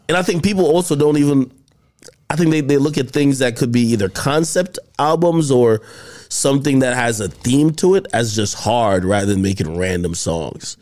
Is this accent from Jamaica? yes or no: yes; Jamaica; moved away; I grew up in Jamaica